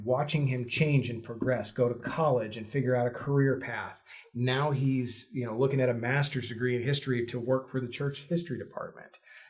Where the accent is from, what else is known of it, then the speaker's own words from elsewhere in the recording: the South, United States; Growing up in the South was not an easy thing. You're told regularly, you're going to hell.